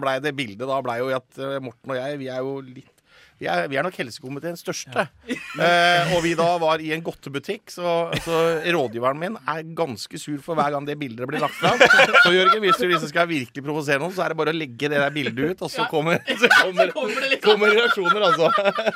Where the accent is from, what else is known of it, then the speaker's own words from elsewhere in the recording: Telemark, Norway; fylkesavisa mi hjemme i Telemark